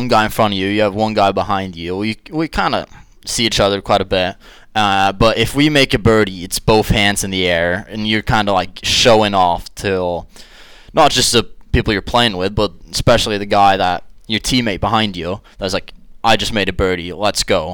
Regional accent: Kristiansand, Agder, Norway; moved away as an adult; now in Johnson City, United States; when I grew up in Kristiansand, Norway

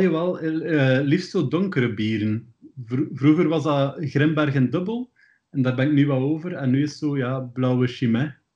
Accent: Ghent, Flanders, Belgium; ik ben opgegroeid in Sint-Kruiswinkel. En dat is iets waar de meeste mensen nog nooit van gehoord hebben. Dat is de meest noordelijke deelgemeente van Gent.

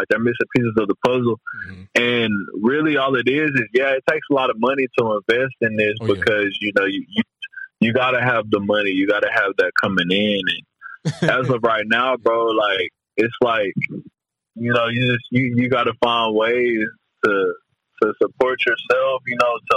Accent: Dallas, Texas, United States; I'm from Dallas

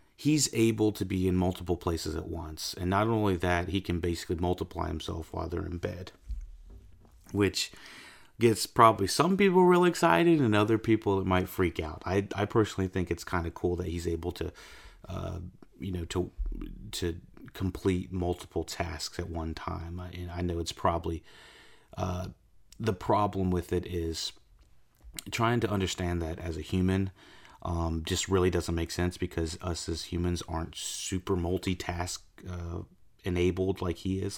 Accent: United States; living in the United States

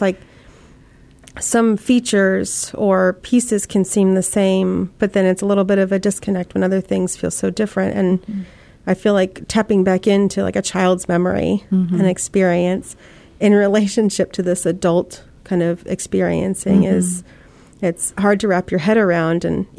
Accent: Rancho Cucamonga, California, United States; moved away as an adult; now in Ohio, United States; I loved growing up in California. I feel like I grew up in a small cul-de-sac in Rancho Cucamonga, and that's about 40 minutes east of LA. Mm-hmm. So I had this kind of suburban life growing up

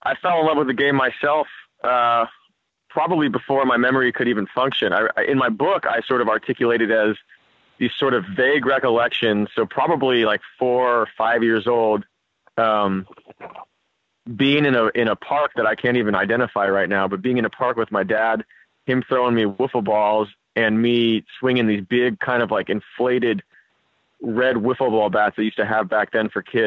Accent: San Francisco, California, United States; We grew up playing together in San Francisco

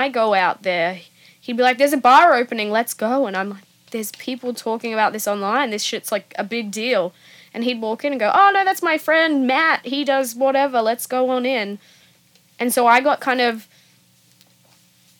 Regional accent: Australia; now in San Francisco, United States; I'm Australian

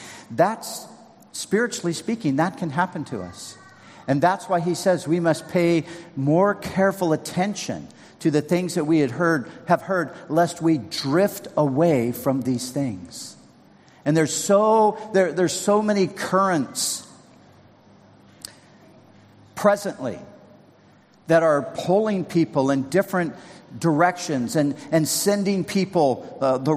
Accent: Southern California, United States; I grew up surfing in Southern California

